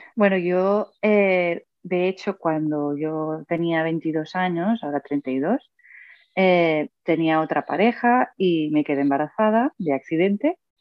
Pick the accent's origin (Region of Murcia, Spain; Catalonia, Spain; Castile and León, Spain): Catalonia, Spain; Mataró; yo soy de Mataró, un pueblo cerca de Barcelona